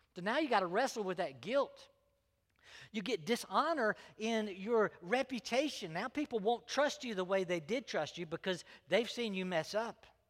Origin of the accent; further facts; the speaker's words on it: Greenville, South Carolina, United States; also born or lived in North Augusta, South Carolina; my parents moved to Greenville, and Greenville was where I was raised